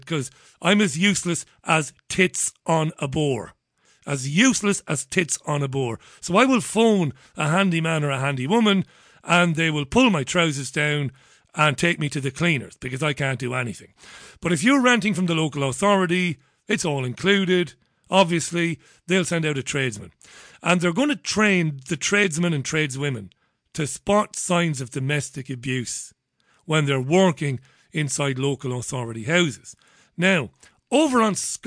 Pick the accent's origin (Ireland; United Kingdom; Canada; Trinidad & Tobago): Ireland; Waterford, Munster; I grew up in Ballybeg in Waterford